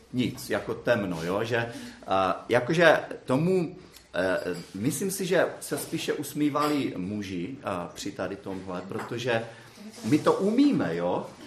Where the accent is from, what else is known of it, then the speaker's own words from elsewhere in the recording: Brno, South Moravian Region, Czechia; já jsem z Brna